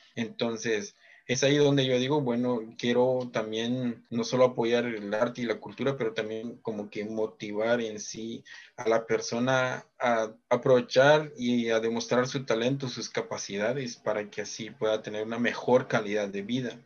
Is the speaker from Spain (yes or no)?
no; Chichicastenango, Quiché, Guatemala; now in Houston, United States; Yo soy originario de Chichicastenango, Quiche, y estoy orgulloso también de mi querido pueblo